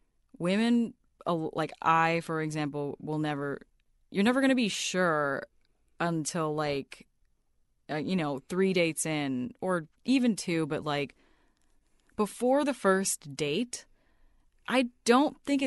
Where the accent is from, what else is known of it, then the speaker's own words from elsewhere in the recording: Montana, United States; moved away; when I was raised in Montana